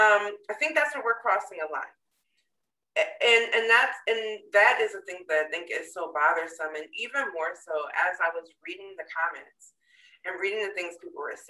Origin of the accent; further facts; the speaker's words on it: Connecticut, United States; I grew up in Connecticut